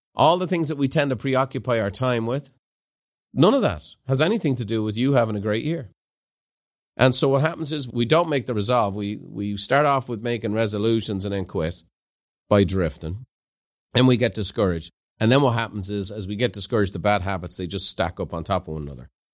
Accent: Ireland; now in California, United States; as an Irishman

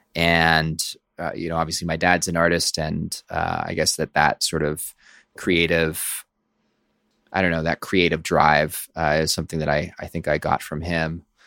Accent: Oakland, California, United States; I grew up in Oakland, California

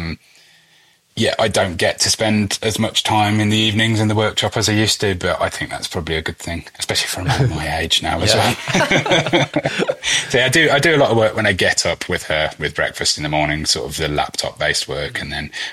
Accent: United Kingdom; being British

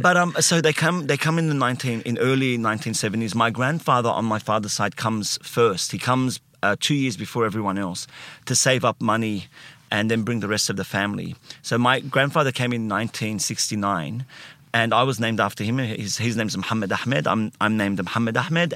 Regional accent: Sydney, New South Wales, Australia; I, uh, grew up in, uh, Alexandria first. So, not Alexandria in Egypt.

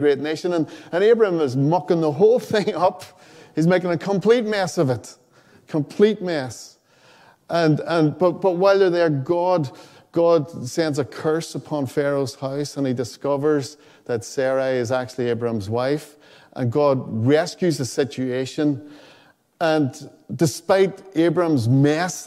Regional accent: Donegal, Ulster, Ireland; I grew up in Donegal

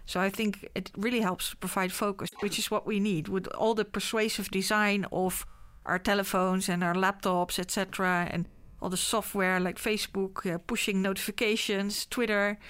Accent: The Hague, South Holland, Netherlands; I was born in Scheveningen.

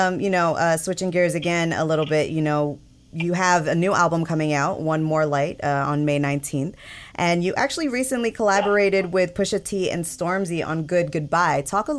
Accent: New York, United States; my hometown team, the Knicks

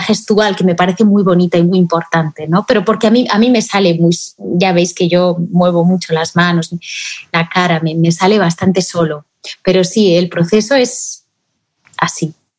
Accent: Spain; aquí en mi país, en España

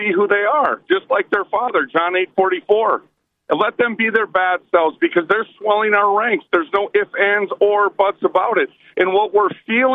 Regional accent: United States; I'm an American

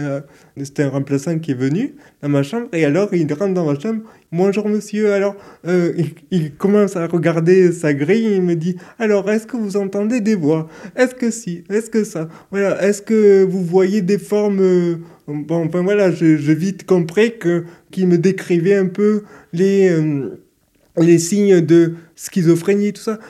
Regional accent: Toulouse, Occitania, France; je suis de Toulouse, je suis né à Toulouse

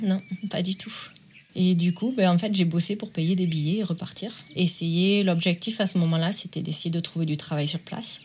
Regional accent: France; accent: accent chantant du sud de la France; now in Asheville, United States; je suis en Caroline du Nord. Et je viens des Pyrénées, en France.

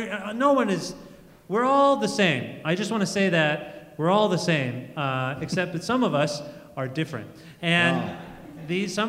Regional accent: Cambridge, Ontario, Canada; Hey, that's where I'm from.

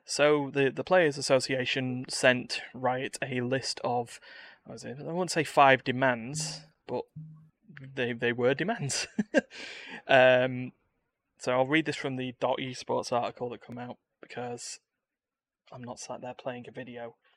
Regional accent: United Kingdom; I'm British

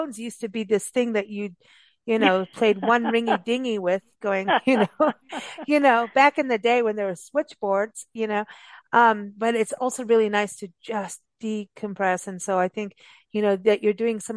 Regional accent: Southern California, United States; moved away; That's how I talk everywhere, dude. I am from Southern California originally

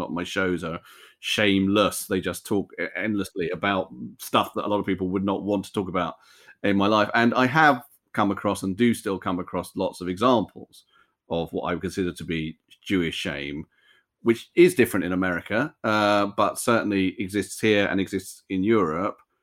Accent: United Kingdom; I think of myself totally as a British Jew, um, British American Jew

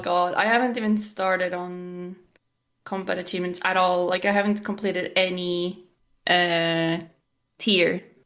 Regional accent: Norway; I'm from Norway, and I am twenty-five years old

